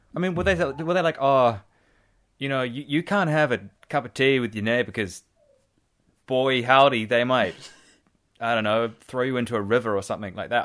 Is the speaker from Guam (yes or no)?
no; Nelson, New Zealand; I grew up in Nelson